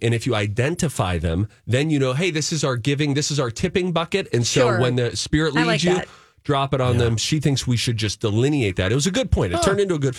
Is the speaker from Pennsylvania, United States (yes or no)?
yes; Pittsburgh, Pennsylvania, United States; I grew up in Pittsburgh, Pennsylvania.